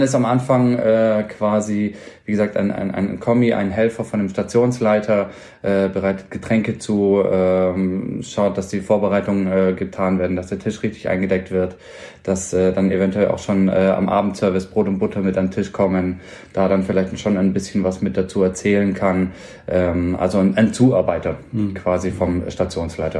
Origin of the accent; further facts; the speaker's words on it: Ulm, Baden-Württemberg, Germany; moved away as an adult; also born or lived in Mannheim; now in Augsburg, Germany; ich bin gebürtig aus Ulm, äh, deswegen da ja auch die Ausbildung